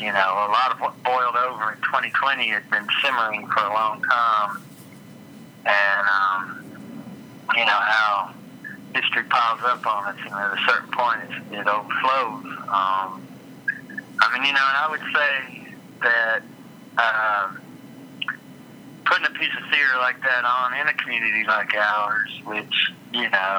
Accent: Tennessee, United States; now in Kentucky, United States; I'm originally from Tennessee

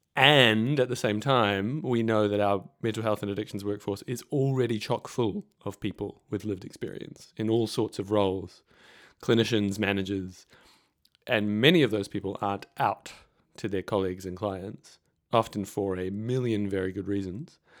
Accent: New Zealand; moved away as an adult; now in Victoria, Australia; I'm a Kiwi. I was in New Zealand at this time

